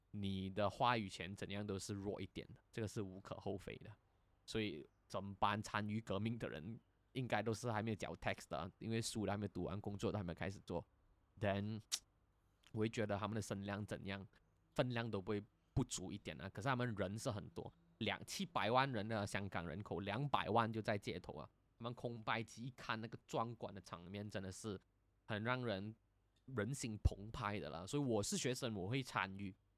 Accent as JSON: {"language": "Chinese", "region": "Kuala Lumpur", "country": "Malaysia", "moved": "yes", "lives_now": "Singapore", "said": "因为我们吉隆坡人是会讲香港话的嘛，所以，不，是会讲广东话的嘛"}